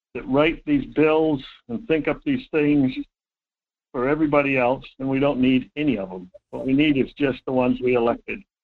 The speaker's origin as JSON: {"language": "English", "town": "Fairbanks", "region": "Alaska", "country": "United States", "tie": "born or raised there", "also_born_or_lived": "Homer, Alaska", "said": "I was born in Fairbanks, right on Lad Field up there"}